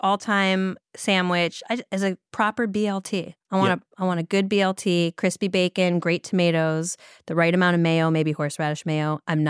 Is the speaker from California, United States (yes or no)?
no; Ohio, United States; also born or lived in Virginia; It seems to be I'm from Ohio, then Virginia.